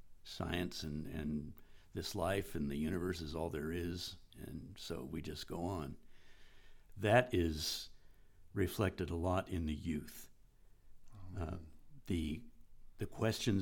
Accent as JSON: {"language": "English", "country": "United States", "tie": "born or raised there", "said": "I'm an American that grew up in that culture"}